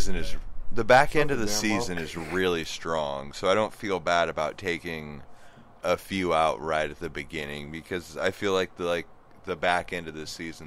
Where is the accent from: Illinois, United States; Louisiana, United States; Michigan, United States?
Louisiana, United States; New Orleans; Because I'm from the Deep South. I'm from New Orleans, and this episode felt really, really right.